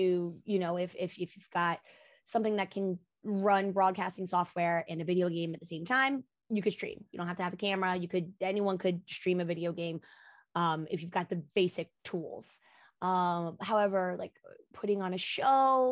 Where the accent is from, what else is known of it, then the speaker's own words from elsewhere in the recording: Florida, United States; also born or lived in Korea; now in California, United States; I'm from Florida originally